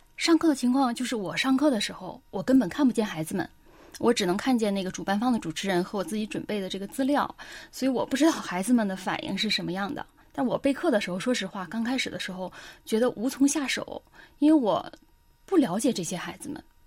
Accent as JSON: {"language": "Chinese", "country": "China", "moved": "yes", "lives_now": "South Korea", "said": "我就是来自一个中国家庭，就我的家庭就是一个纯中国人家庭"}